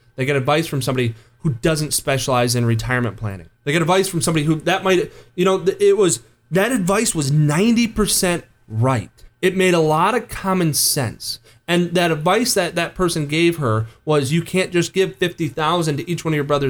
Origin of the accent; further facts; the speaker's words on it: just outside of East Lansing, Michigan, United States; I grew up just outside of East Lansing, grew up a Michigan fan